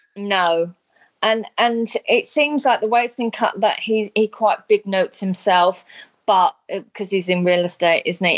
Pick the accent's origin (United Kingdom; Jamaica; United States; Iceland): United Kingdom; London; also born or lived in Sydney, Australia; now in Brisbane, Australia; I grew up in London, lived in Sydney, and now live in in Brisbane